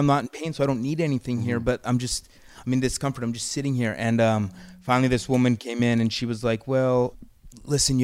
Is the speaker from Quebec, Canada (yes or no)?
no; Calgary, Alberta, Canada; moved away; I'm from Calgary